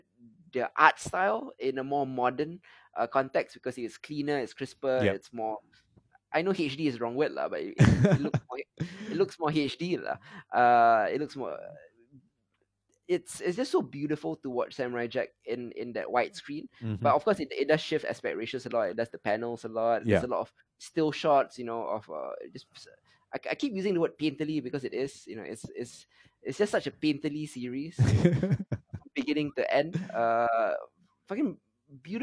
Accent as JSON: {"language": "English", "country": "Singapore", "said": "we come from Singapore, myself and Isa"}